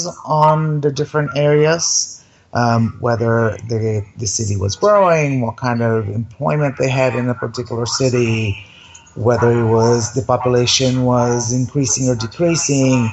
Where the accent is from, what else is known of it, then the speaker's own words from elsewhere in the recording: Brazil; moved away; I'm from Brazil originally, and I own a property in Brazil